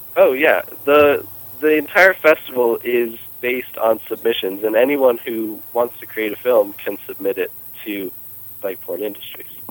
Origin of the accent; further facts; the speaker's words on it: North Carolina, United States; I'm from North Carolina